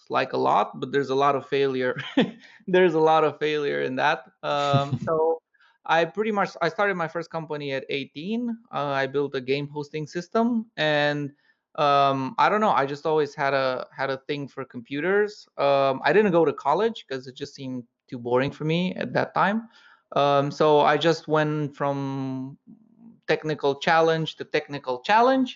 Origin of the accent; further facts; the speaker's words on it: Romania; moved away as an adult; also born or lived in Paris, France; I'm originally from Romania, and after that, I moved to Paris